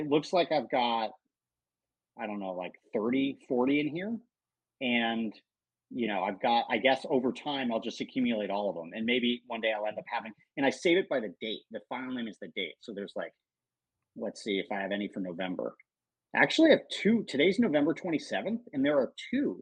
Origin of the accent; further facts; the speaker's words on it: Cincinnati, Ohio, United States; I grew up in Cincinnati